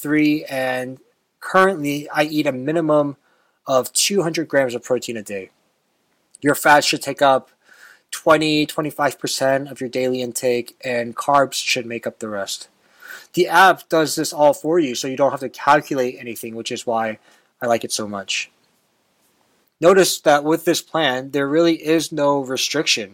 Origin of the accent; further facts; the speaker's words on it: Texas, United States; Growing up in Texas